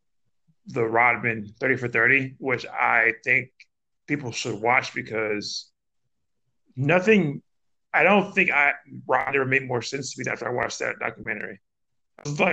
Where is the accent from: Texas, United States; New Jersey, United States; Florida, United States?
Texas, United States; Houston; a Nigerian Houstonian that grew up in the 90s